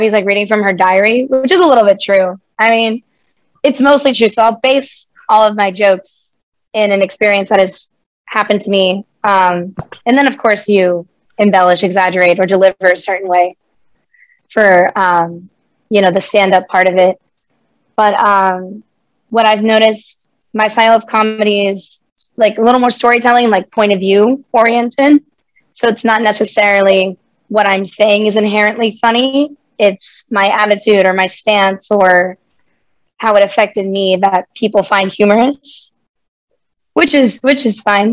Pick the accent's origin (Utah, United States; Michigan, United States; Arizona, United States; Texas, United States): Texas, United States; Houston; also born or lived in Los Angeles, California; I was born in Los Angeles, California. But we moved to Houston when I was still pretty young. I love growing up in Houston